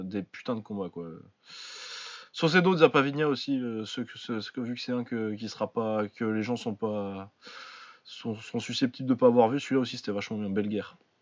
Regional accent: France; on est français

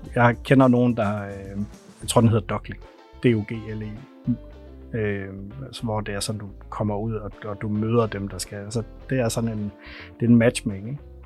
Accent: North Jutland, North Denmark Region, Denmark; jeg er fra Nordjylland, så jeg taler simpelthen så langsomt

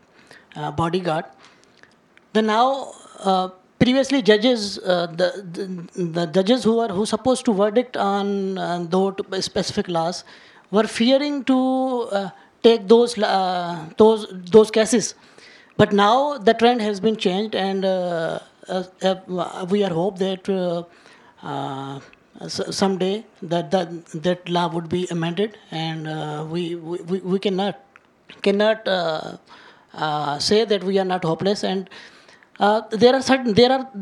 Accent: Sindh, Pakistan; I am from Sindh, which is one of the major area where minority is in considerable proportion

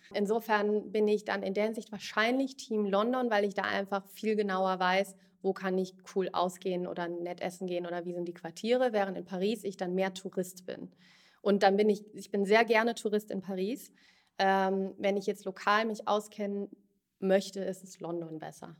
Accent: Bad Homburg, Hesse, Germany; also born or lived in Frankfurt / Zurich; Ich bin ursprünglich aus Bad Homburg, groß geworden dort

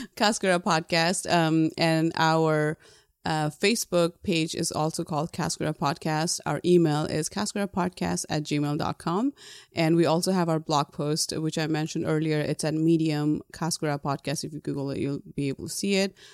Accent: Nepal; moved away as an adult; now in United States; Growing up in Nepal, there is, um, a lot of corporal punishment

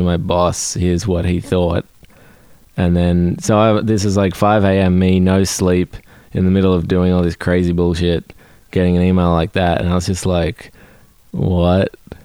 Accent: Australia; now in United States; I confuse the shit out of everyone by being Australian

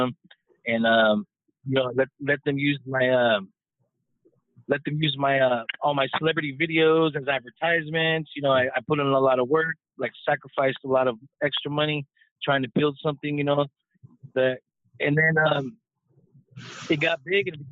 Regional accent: Los Angeles, California, United States; growing up in Hollywood

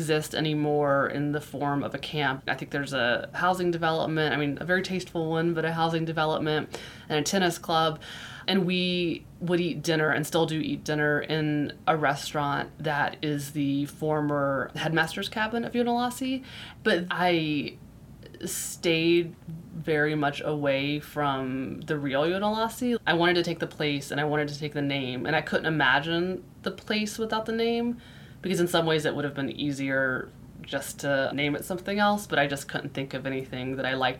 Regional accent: Florida, United States; moved away; I grew up in Florida, which is very flat

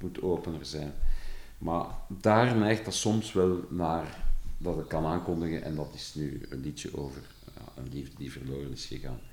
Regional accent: Flanders, Belgium; accent: verkavelingsvlaams; als Vlaming die meestal een heel rare relatie met zijn eigen taal heeft

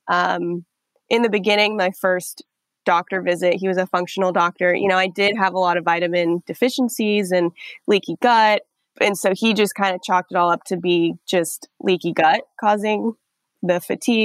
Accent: Nevada, United States; moved away as an adult; now in New York, United States; I'm from Nevada. I'm from the desert. So I had moved to New York in 2015

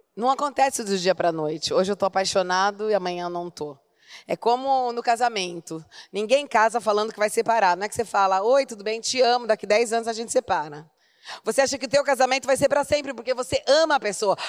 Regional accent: Campinas, São Paulo, Brazil; now in Italy; eu nasci em Campinas

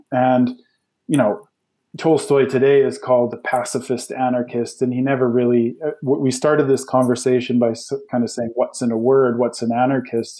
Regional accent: Canada; growing up in Canada

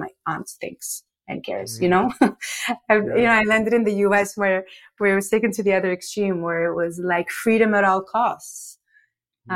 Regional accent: Morocco; moved away as an adult; now in United States; I'm from Morocco. I was raised in Morocco. I lived there my whole life until 17 when I came to the US for college

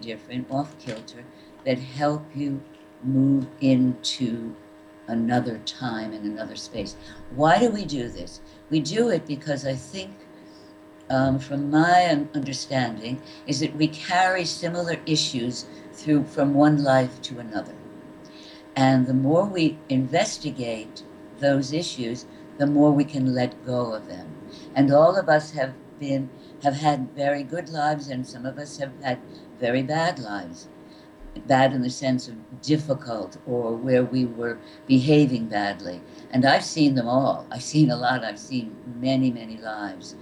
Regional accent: Connecticut, United States; I grew up in Connecticut

